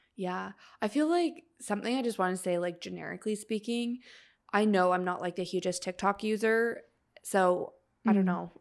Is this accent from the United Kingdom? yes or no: no; Canada; we're Canadian